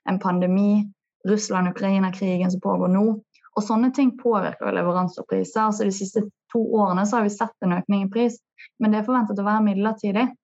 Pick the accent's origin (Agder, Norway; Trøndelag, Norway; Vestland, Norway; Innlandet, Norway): Vestland, Norway; Bergen; Du hører jo på meg at jeg er bergenser.